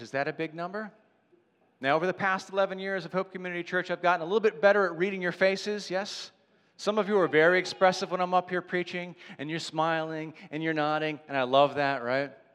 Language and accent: English; Ridley-Interboro area, Pennsylvania, United States; This is where I live. This is where I'm from